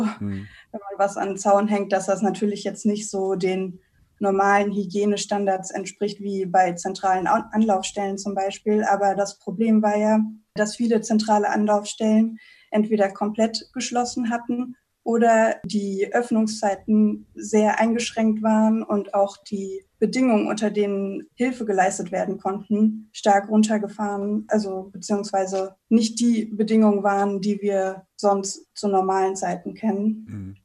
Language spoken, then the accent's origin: German; Berlin, Germany; now in Cologne, Germany; Berlin, wo ich aufgewachsen bin